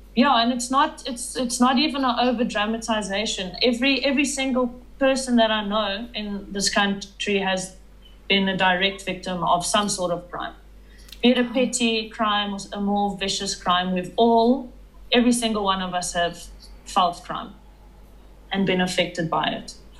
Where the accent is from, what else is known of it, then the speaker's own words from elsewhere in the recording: Johannesburg, Gauteng, South Africa; I am a drone operator from Johannesburg, South Africa, and I was born in Johannesburg, South Africa